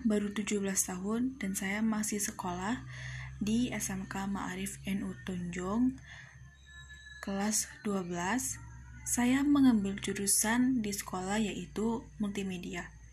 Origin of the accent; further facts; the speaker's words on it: Cempaka village, Bumijawa district, Tegal Regency, Central Java, Indonesia; Asal saya dari Desa Cempaka, Kecamatan Bumi Jawa, Kabupaten Tegal